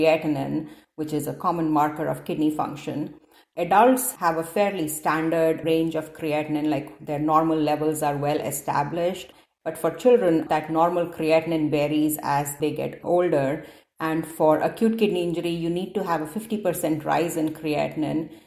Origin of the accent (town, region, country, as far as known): India; born or raised there; moved away as an adult; also born or lived in Detroit, United States / Cincinnati, United States; now in Seattle, United States